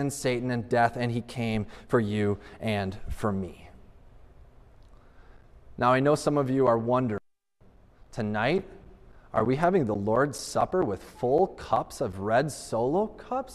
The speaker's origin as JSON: {"language": "English", "country": "United States", "said": "as an American living in 21st century"}